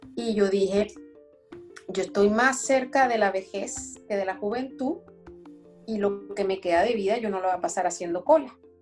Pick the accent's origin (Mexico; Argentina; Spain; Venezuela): Venezuela; Caracas, Capital District; born or raised there; accent: francés caraqueño; moved away as an adult; also born or lived in Brest, France; now in France